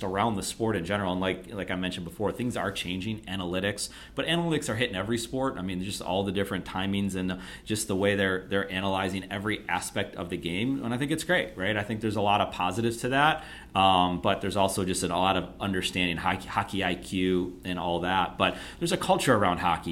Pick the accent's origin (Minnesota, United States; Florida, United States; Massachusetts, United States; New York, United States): New York, United States; Buffalo; growing up in Buffalo